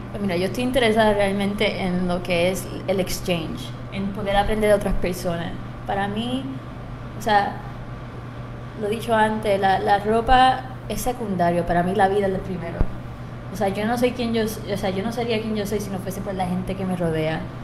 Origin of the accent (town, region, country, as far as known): Trujillo Alto, Puerto Rico; born or raised there; also born or lived in Germany / Texas / New York / London